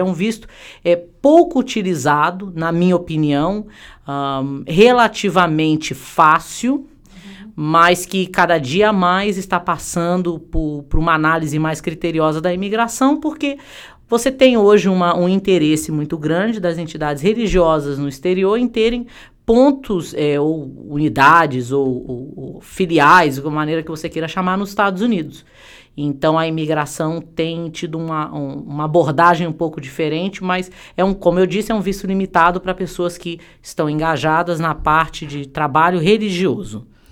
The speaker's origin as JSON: {"language": "Portuguese", "country": "Brazil", "moved": "yes", "lives_now": "United States", "said": "somos brasileiros"}